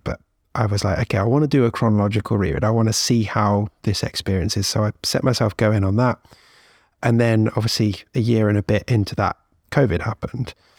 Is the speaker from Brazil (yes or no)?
no; United Kingdom; as a Brit